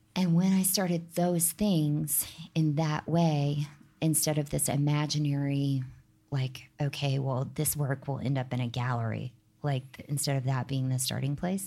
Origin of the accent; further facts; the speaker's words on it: the South, United States; now in New York, United States; I'm not from here, but I'm, I'm from the South